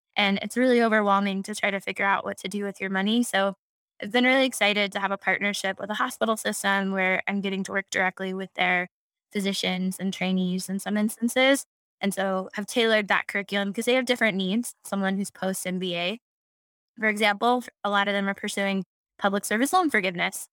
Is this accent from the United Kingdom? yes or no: no; Houston, Texas, United States; I'm from Houston, very proud fourth generation Texan